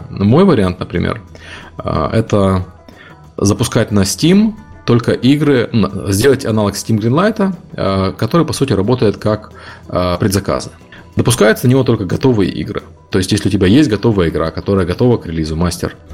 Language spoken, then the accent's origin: Russian; Ukraine; мне по акценту действительно никто не верит, что я из Украины. Все пытаются угадывать акцент. Э, акцент действительно странный.